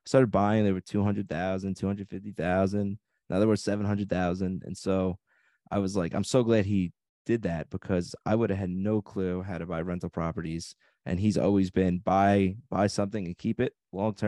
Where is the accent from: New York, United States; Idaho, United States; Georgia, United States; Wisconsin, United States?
New York, United States; Long Island; moved away as an adult; now in Las Vegas, United States